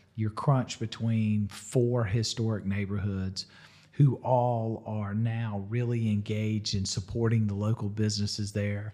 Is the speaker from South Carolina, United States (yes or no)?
yes; Irmo, South Carolina, United States; growing up in Irma, that was country back then.